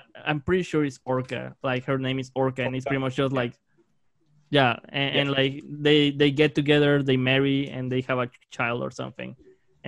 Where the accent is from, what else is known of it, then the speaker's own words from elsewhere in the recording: Mexico; from my home country